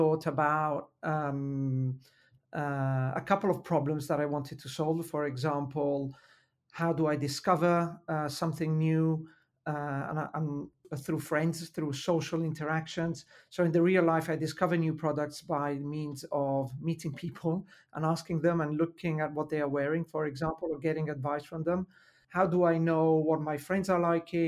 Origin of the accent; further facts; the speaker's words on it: Milan, Lombardy, Italy; accent: Italian; English is a second language; I was in Milan, where I was born and raised. So I have to mention my Italian accent is due to the fact that I was born and raised in Italy